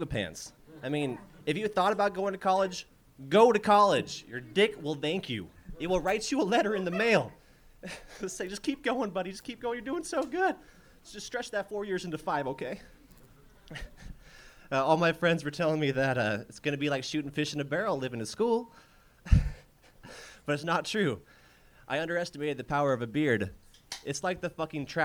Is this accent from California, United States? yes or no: yes; San Luis Obispo, California, United States; moved away as an adult; now in Los Angeles, United States; From the Central Coast, from San Luis Obispo.